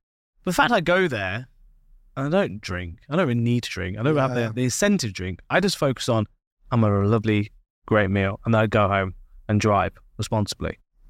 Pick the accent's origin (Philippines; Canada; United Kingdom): United Kingdom; Being British, we like to have a drink with our food.